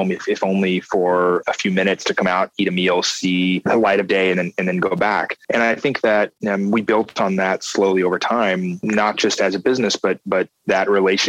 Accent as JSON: {"language": "English", "town": "New York City", "region": "New York", "country": "United States", "said": "I get stuck in my head of being a New Yorker."}